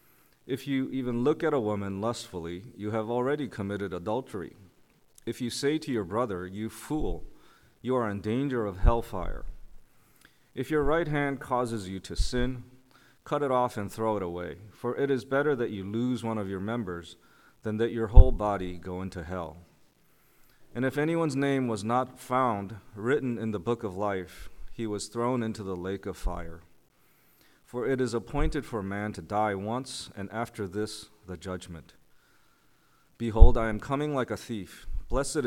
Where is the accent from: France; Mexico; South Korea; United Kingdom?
South Korea; now in New Canaan, United States; I was born in South Korea in the early 70s